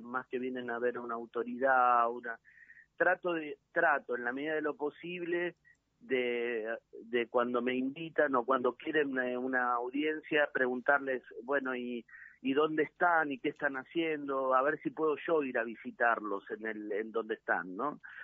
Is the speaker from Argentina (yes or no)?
yes; Quilmes, Berazategui and Varela, Buenos Aires Province, Argentina; Quilmes, Verazate y Varela, que es mi tierra